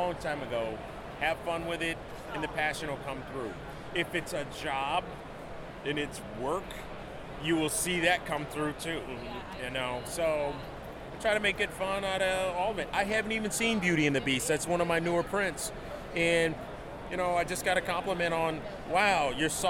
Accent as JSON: {"language": "English", "town": "Westland", "region": "Michigan", "country": "United States", "tie": "born or raised there", "moved": "yes", "lives_now": "Austin, United States", "said": "I live in Austin, Texas, but I grew up here in Michigan, around the Wayne Westland area"}